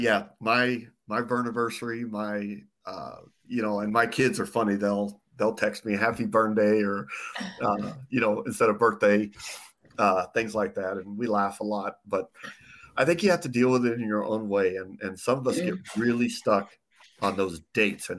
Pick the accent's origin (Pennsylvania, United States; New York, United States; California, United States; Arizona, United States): Arizona, United States; Phoenix; I'm born and raised in Phoenix.